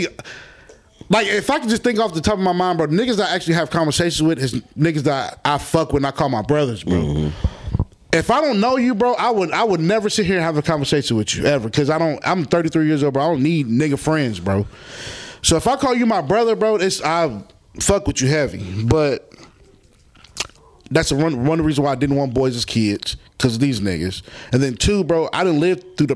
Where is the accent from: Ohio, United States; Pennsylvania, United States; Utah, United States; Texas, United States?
Pennsylvania, United States; Philadelphia; I'm from Philadelphia, Pennsylvania